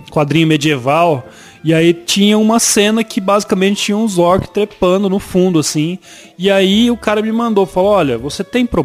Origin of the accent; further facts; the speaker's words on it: Araçatuba, São Paulo, Brazil; Sou de Araçatuba. Pinto Grande, Araçatuba.